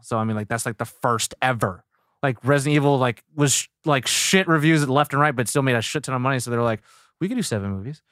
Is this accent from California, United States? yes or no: yes; Sacramento, California, United States; I grew up in Sacramento